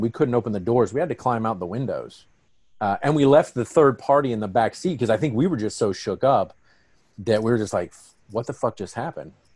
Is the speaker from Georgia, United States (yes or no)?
yes; Atlanta, Georgia, United States; we're from Atlanta